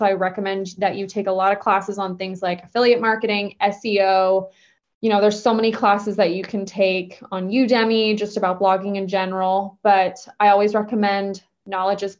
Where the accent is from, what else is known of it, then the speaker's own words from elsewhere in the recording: Bay Area, California, United States; also born or lived in Los Angeles, United States; I actually moved back home. I'm from the Bay Area